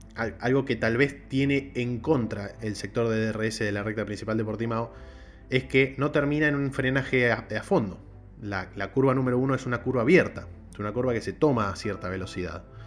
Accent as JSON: {"language": "Spanish", "country": "Argentina", "said": "el país de donde soy yo, que es Argentina"}